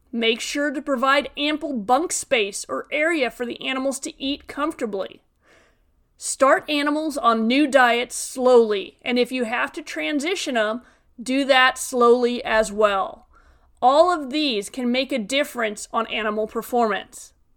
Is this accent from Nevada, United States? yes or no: yes; Western Nevada, United States; moved away as an adult; now in California, United States; I grew up in Western Nevada in a diversified livestock and farming operation.